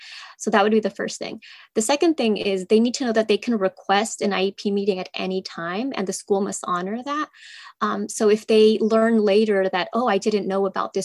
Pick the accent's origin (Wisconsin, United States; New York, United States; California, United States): California, United States; also born or lived in Mexico; I grew up in California in a small rural town